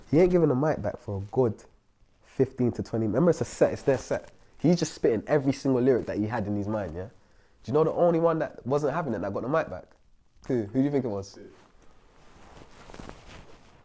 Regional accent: London, United Kingdom; I'm from Brixton

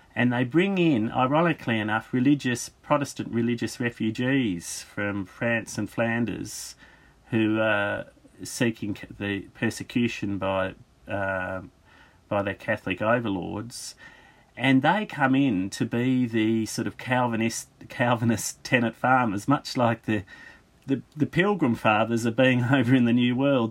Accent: Australia; I'm an Australian historian

